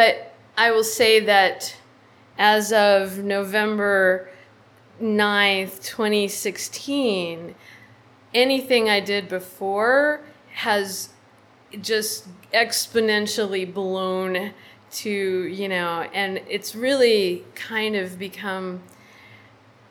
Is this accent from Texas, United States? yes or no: yes; San Antonio, Texas, United States; now in Austin, United States; I grew up in San Antonio